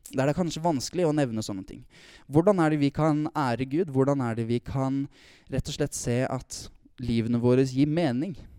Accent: Tønsberg, Vestfold, Norway; Kommer fra Tønsberg

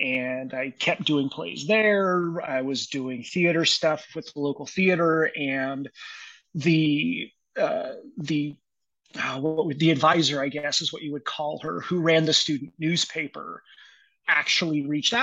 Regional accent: Dodge City, Kansas, United States; moved away as an adult; also born or lived in Maryland; now in Tucson, United States; my hometown of Dodge City, Kansas

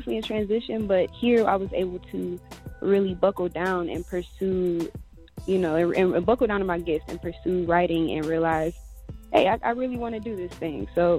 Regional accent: Detroit, Michigan, United States; also born or lived in Cleveland, United States; now in Phoenix, United States; I am a singer, songwriter, all-around creative. I am originally from Detroit area, moved to Cleveland, and then from Cleveland to Phoenix, where I now reside.

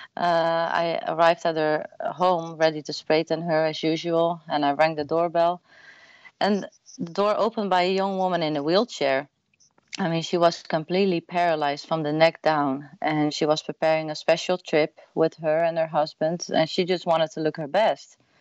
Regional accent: Netherlands; English is a second language; moved away as an adult; now in Austin, United States; I'm born and raised, uh, what do you say, in the Netherlands, uh, like one and a half hour from Amsterdam in a really small town.

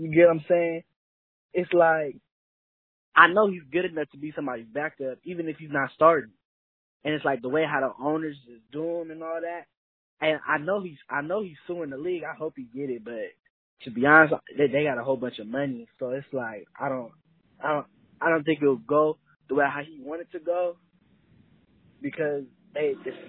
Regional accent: San Diego, California, United States; I'm from San Diego, California

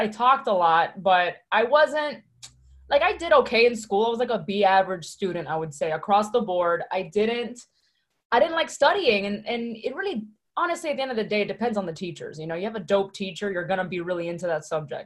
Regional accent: Miami, Florida, United States; also born or lived in Hialeah, Florida; I am from Miami, Florida, specifically born in Hialeah, raised in Westchester, not New York, Westchester

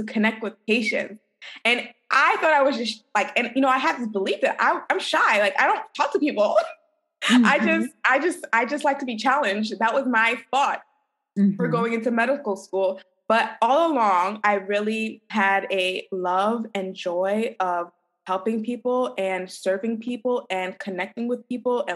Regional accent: New York City, New York, United States; moved away as an adult; also born or lived in Kirksville, Missouri; I'm originally from New York City.

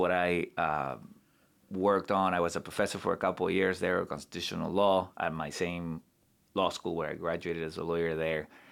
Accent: Santa Cruz de la Sierra, Santa Cruz, Bolivia; moved away as an adult; now in United States; from my hometown in Bolivia, which is the, the second largest city in the country

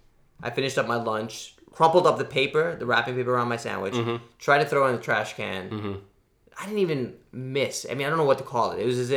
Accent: Louisiana, United States; moved away; I'm from Louisiana. We don't really get snow.

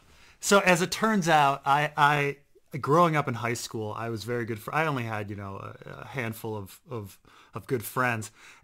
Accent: Baltimore, Maryland, United States; I grew up in Baltimore. Every single person in Baltimore and the Baltimore area has seen The Wire

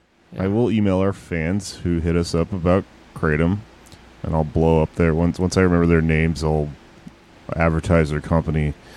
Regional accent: Houston, Texas, United States; also born or lived in San Antonio, Texas; I was born in San Antonio. I grew up in Houston. Went back to San Antonio for college

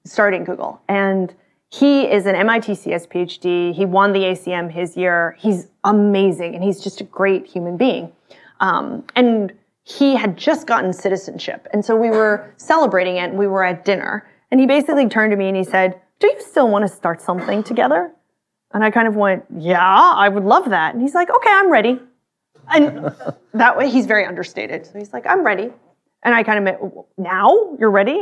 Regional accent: Austin, Texas, United States; I grew up in Texas, in Austin

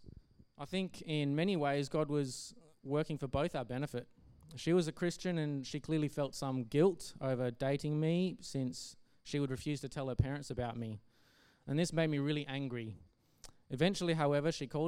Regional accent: Geraldton, Western Australia, Australia; I grew up in Geraldton, a town roughly 4 hours north of Perth

